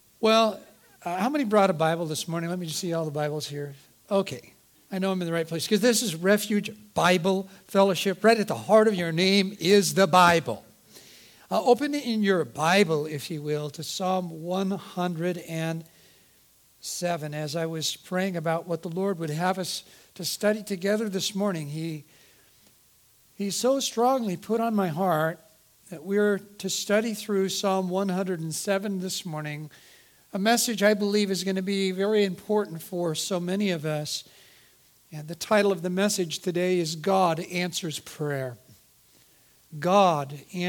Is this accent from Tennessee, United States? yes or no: no; Eugene, Oregon, United States; I grew up in Eugene, Oregon